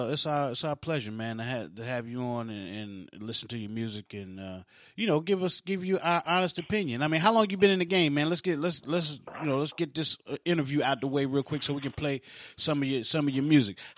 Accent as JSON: {"language": "English", "town": "Florence", "region": "South Carolina", "country": "United States", "said": "I'm from Florence, South Carolina, brother. Florence, South Carolina"}